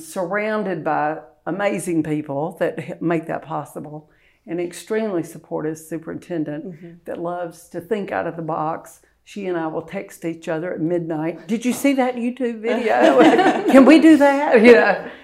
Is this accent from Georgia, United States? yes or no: yes; Monroe, Georgia, United States; also born or lived in Milledgeville, Georgia; I'm from Monroe, Georgia, about an hour and a half away, and I actually commute from there every day